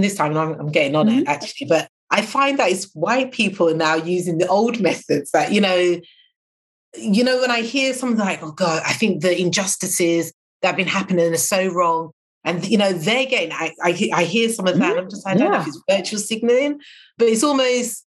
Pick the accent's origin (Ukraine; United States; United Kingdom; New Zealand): United Kingdom; being British